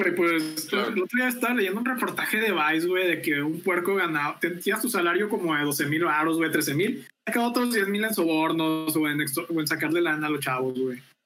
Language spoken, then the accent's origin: Spanish; Veracruz, Mexico; moved away as an adult; now in Monterrey, Mexico; mi natal Veracruz